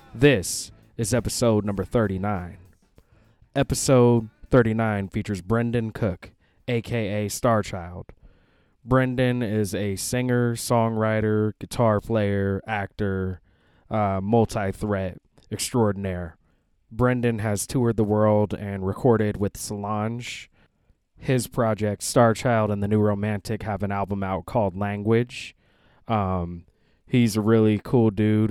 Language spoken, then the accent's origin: English; Seattle, Washington, United States; moved away; Seattle originally